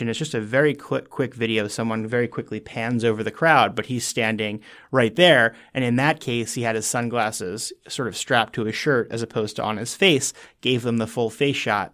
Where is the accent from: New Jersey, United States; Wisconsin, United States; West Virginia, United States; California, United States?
New Jersey, United States; moved away as an adult; now in Washington, D.C., United States; I was from New Jersey originally